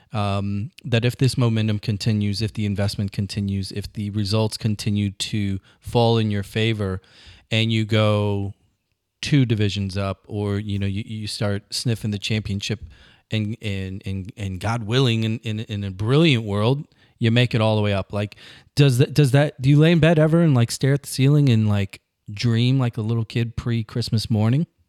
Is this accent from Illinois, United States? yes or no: yes; across the river from St. Louis, Illinois, United States; My hometown, right across the river, it's a steel town